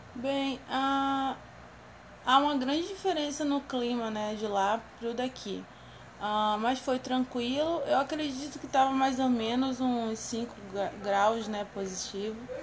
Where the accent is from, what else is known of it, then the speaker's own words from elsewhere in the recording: Rio de Janeiro, Brazil; eu era do Rio de Janeiro